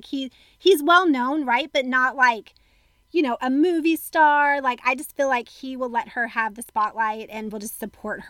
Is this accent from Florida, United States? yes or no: yes; Florida, United States; moved away; also born or lived in San Francisco; I'm actually from Florida, so it could have been in Florida